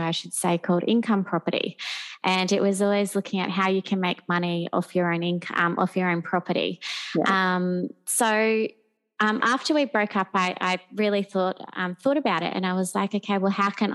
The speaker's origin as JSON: {"language": "English", "town": "Gold Coast", "region": "Queensland", "country": "Australia", "tie": "born or raised there", "also_born_or_lived": "London", "said": "I'm born and bred on the Gold Coast and have lived here my whole life."}